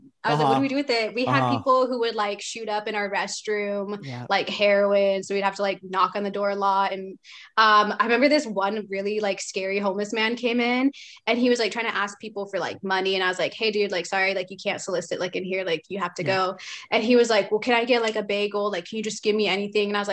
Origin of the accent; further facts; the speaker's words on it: just outside of Portland, between Tualatin and Wilsonville, Oregon, United States; I grew up like just outside of Portland, like 20 minutes away from it